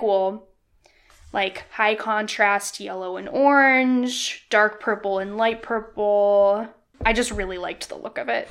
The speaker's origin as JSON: {"language": "English", "region": "Illinois", "country": "United States", "tie": "born or raised there", "said": "I grew up in Illinois"}